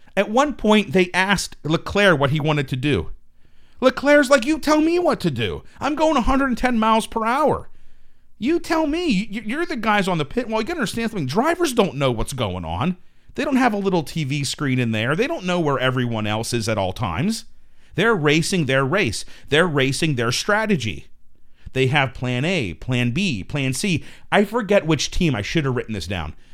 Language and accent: English; United States; as an American